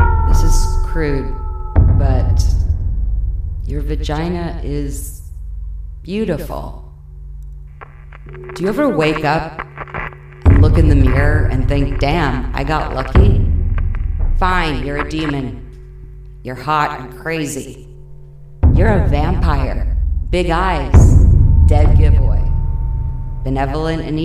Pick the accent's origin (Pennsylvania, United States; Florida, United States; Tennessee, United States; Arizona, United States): Pennsylvania, United States; Bethlehem; I was born in Bethlehem, Pennsylvania